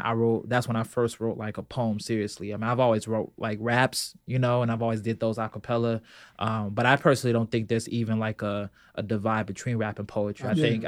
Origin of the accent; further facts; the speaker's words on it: Chicago, Illinois, United States; also born or lived in Belgium / California; So I was born in Belgium, military family. So we hopped around a lot, California. But mostly it's been Chicago. Mostly it's been Southside, particularly 93rd and King Drive.